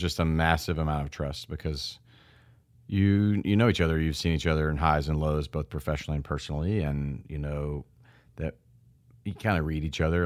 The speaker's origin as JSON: {"language": "English", "town": "Memphis", "region": "Tennessee", "country": "United States", "tie": "born or raised there", "said": "to see Memphis and to see my hometown."}